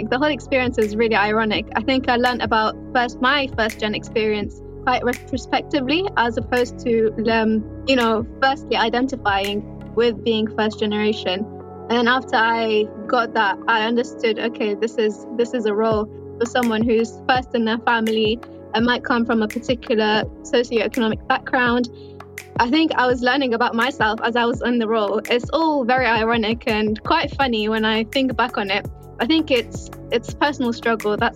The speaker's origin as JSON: {"language": "English", "region": "London", "country": "United Kingdom", "said": "I'm in the UK, London more specifically."}